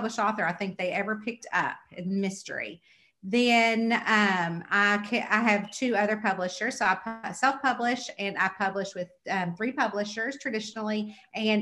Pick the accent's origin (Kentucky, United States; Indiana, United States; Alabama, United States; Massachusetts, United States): Kentucky, United States; I'm from Kentucky